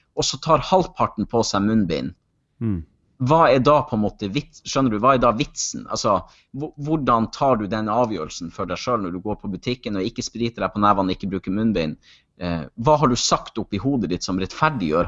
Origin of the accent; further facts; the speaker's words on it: Kjøllefjord, Troms og Finnmark, Norway; now in Hamar, Norway; Kjøllefjord, for det er jo der jeg kommer ifra